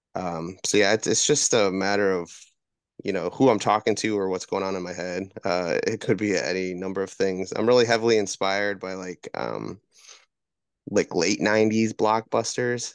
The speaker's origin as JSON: {"language": "English", "region": "Wisconsin", "country": "United States", "moved": "yes", "said": "I'm originally from Wisconsin"}